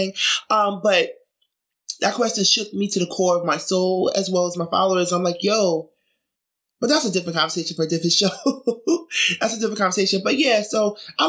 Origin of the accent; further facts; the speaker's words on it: New York City, New York, United States; also born or lived in Brooklyn; I grew up in Jamaica, Queens.